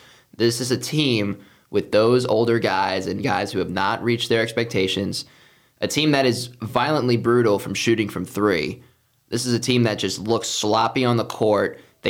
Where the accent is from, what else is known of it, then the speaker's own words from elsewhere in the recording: Florida, United States; I'm from Florida